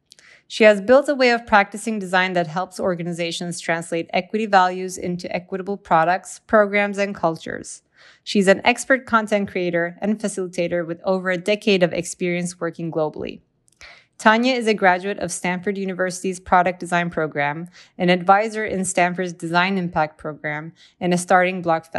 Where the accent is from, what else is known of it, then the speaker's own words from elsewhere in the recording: Turkey; moved away as an adult; also born or lived in United States / St. Louis; I was born in U.S., grew up in Turkey, I'm Turkish American. And then I moved back to U.S. after college and I spent a year in St. Louis.